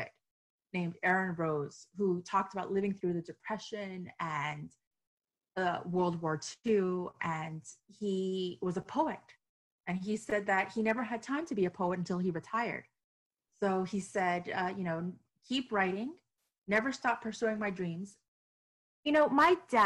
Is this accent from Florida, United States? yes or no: yes; Miami, Florida, United States; I was born and raised in Miami to a Chilean mother and an Iranian father